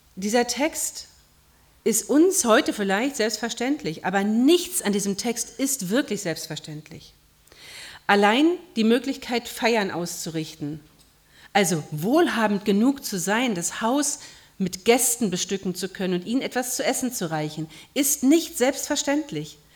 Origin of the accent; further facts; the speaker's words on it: Berlin, Germany; moved away; Ich habe in meiner Heimatgemeinde in Berlin mal die, eine Fußwaschung miterlebt.